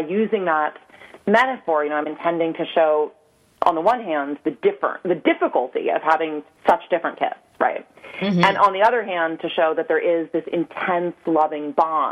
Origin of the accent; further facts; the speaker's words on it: New York City, New York, United States; I grew up on the Upper West Side in New York City